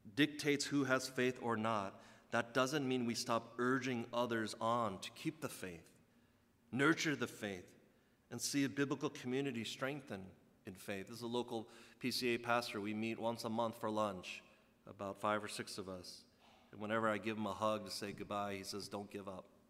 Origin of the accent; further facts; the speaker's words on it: United States; as a second generation guy growing up in the States